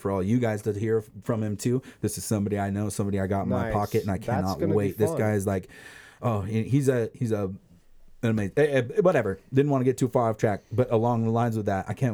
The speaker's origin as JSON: {"language": "English", "town": "Crestline", "country": "United States", "tie": "born or raised there", "said": "people from my hometown Crestline"}